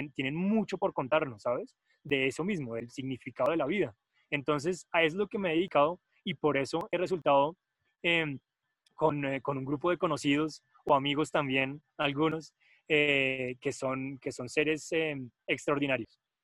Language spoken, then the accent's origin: Spanish; Colombia; moved away as an adult; also born or lived in Germany; somos de Colombia y de Nepal